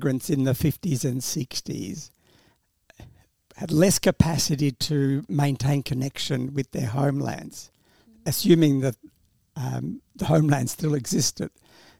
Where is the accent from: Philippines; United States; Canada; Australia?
Australia; English is a second language; I came to Australia as an 8-year-old and in that period started school without any sort of support